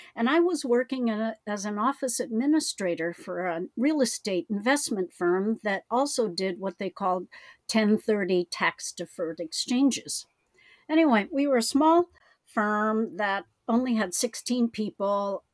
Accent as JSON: {"language": "English", "country": "United States", "said": "I am Chinese American"}